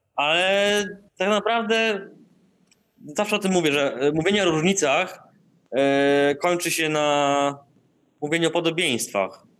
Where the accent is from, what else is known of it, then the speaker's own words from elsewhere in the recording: Darłowo, West Pomeranian Voivodeship, Poland; moved away; also born or lived in Indonesia; Ja pochodzę z Darłowa, tam e, uczęszczałem do liceum imienia Stefana Żeromskiego